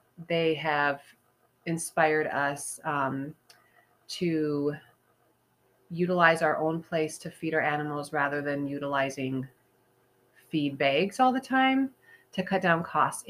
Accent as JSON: {"language": "English", "region": "South Dakota", "country": "United States", "said": "I'm from South Dakota."}